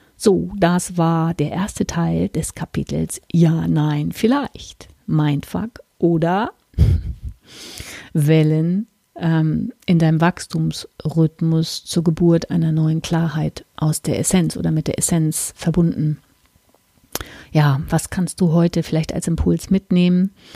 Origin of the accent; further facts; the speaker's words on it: Hamburg, Germany; moved away; also born or lived in Hesse; in meiner alten Heimat im Norden Deutschlands